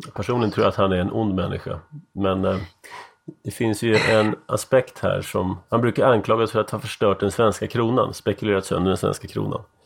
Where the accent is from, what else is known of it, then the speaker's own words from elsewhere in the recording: Sweden; also born or lived in United States; jag var van från Sverige